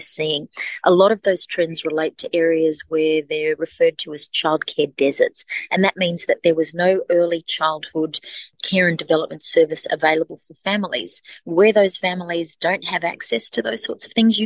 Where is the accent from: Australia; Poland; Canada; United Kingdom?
Australia; Alice Springs, Northern Territory; Alice Springs, which is my hometown and my community where my family live, where my house is